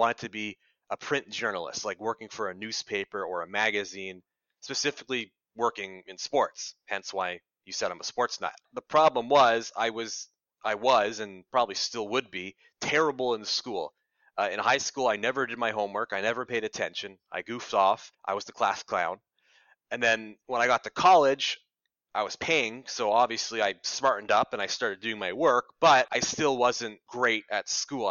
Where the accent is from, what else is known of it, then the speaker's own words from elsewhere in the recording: Ottawa, Ontario, Canada; moved away as an adult; also born or lived in Toronto; I came from Ottawa, the big city, and I've lived in Ottawa my whole life. I grew up there, but I was born in Toronto